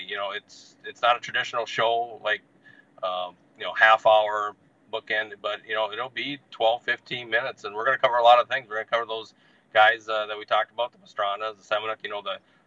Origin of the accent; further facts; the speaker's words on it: Northern Minnesota, United States; I'm from Northern Minnesota